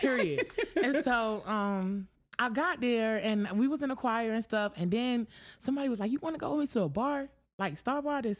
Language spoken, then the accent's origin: English; Wilson, North Carolina, United States; also born or lived in White Plains / Poughkeepsie; Raised a little bit halfway in Poughkeepsie, New York. Okay. And then I moved to Wilson in third grade. So, yeah, 252. If anybody asks, I'm from Wilson.